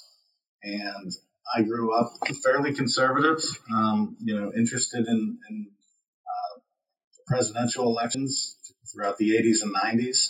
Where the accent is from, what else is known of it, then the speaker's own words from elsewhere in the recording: Pittsburgh, Pennsylvania, United States; I came from Brookline, which is in the South Hills of the actual city of Pittsburgh proper. And I grew up there